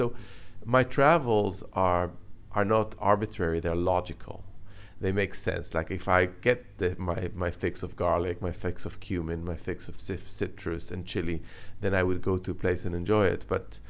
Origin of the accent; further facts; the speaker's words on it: Jerusalem, Jerusalem District, Israel; So I was born and brought up in Jerusalem, which is kind of in the heart of the Middle East.